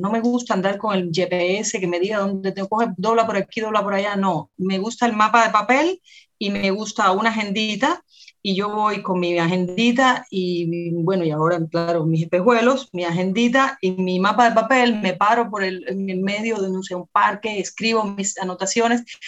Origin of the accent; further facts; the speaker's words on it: Havana, Cuba; nací en La Habana y crecí en La Habana con mi hermana